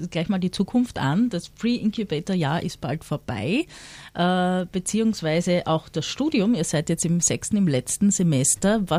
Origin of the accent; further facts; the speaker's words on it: South Tyrol, Italy; Ich bin aus Südtirol.